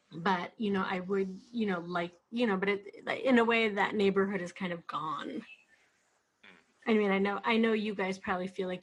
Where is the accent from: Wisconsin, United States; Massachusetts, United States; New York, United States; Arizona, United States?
New York, United States; New York City; I'm from Flatbush, you know, my mother grew up in Borough Park